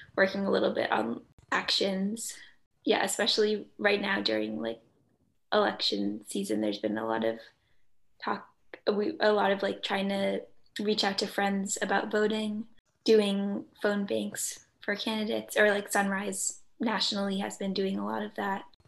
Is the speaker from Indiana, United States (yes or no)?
no; Belmont, Massachusetts, United States; I'm from Belmont, Massachusetts